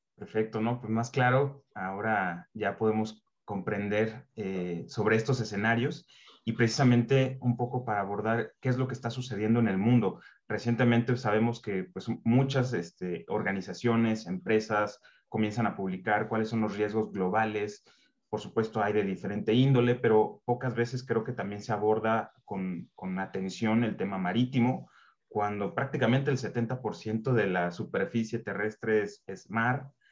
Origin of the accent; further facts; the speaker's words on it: Mexico; como mexicano